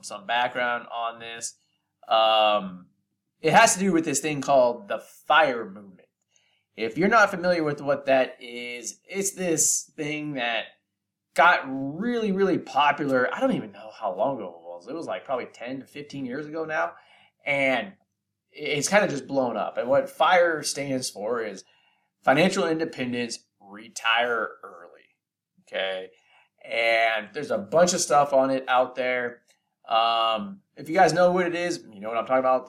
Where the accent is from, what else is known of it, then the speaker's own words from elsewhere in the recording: Bay Area, California, United States; I'm from the Bay Area in California